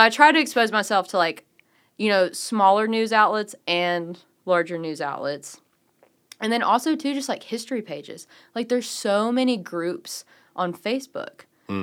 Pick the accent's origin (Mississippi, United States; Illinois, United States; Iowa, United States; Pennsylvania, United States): Mississippi, United States; Walls; also born or lived in Memphis, Tennessee; So I was born in Memphis, but I grew up in the Delta in Walls, Mississippi.